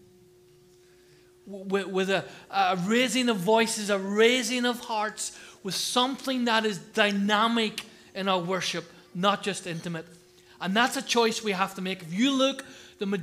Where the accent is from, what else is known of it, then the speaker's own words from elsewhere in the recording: Ireland; now in United Kingdom; I'm not English, you know that, don't you? Huh? I'm Irish.